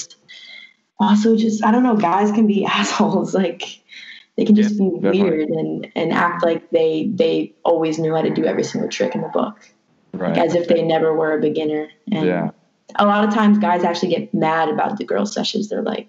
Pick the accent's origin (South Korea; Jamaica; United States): United States; Massapequa, New York; I'm kind of from Massapequa. I went to high school there